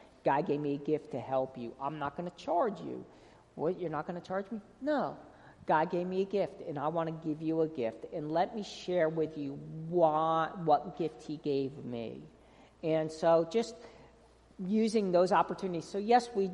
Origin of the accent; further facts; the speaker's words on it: New Jersey, United States; moved away as an adult; also born or lived in North Carolina; I am from New Jersey, and I'm Italian